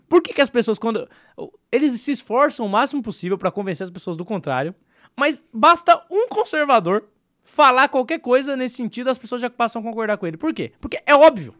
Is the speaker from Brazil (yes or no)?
yes; Brazil; Nós como brasileiros